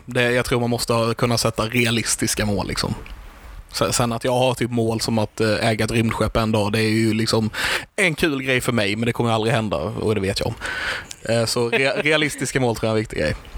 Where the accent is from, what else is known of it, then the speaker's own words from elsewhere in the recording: Karlshamn, Blekinge, Sweden; moved away as an adult; also born or lived in Stockholm; Jag flyttade ju faktiskt från Karlshamn ett tag, men sen flyttade jag tillbaka igen för jag är också hemmakär